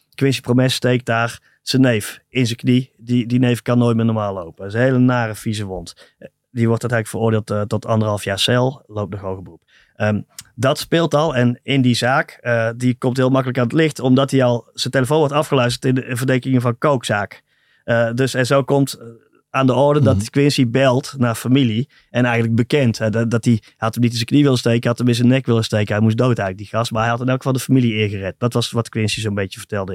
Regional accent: Tilburg, North Brabant, Netherlands; Ik kom uit Tilburg

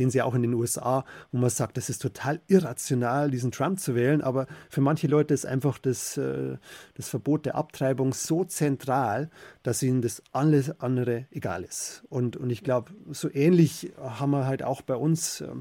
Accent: Bavaria, Germany; in meiner Heimat im Bayerischen Wald

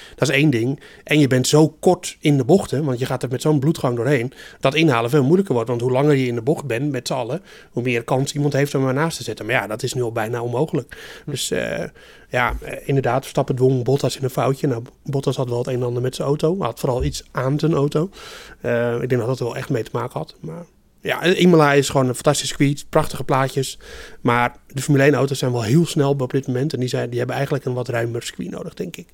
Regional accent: Netherlands

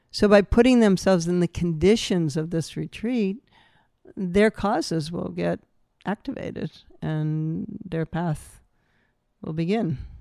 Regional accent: New Hampshire, United States; growing up in New Hampshire

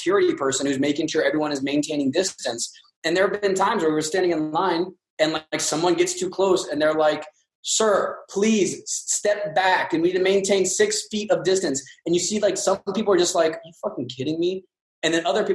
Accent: Northern Kentucky, United States; now in Los Angeles, United States; I'm from Northern Kentucky, just south of Cincinnati.

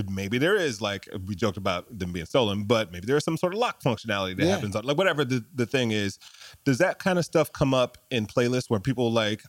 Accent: Detroit, Michigan, United States; I grew up in Detroit, worked at Chrysler

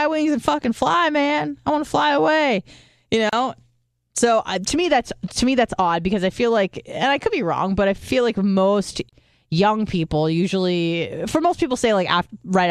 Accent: San Diego, California, United States; moved away as an adult; also born or lived in Detroit; I'm from San Diego

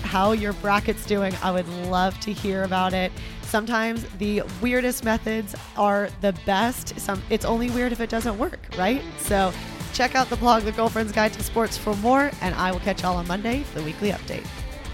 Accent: Houston, Texas, United States; my hometown, Houston, Texas

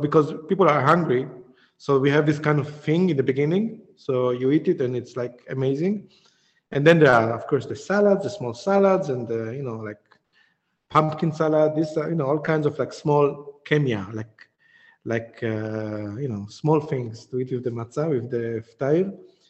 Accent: Djerba, Medenine, Tunisia; I come from Djerba, from the island in the south, which have a very, very old community, like thousands of years community.

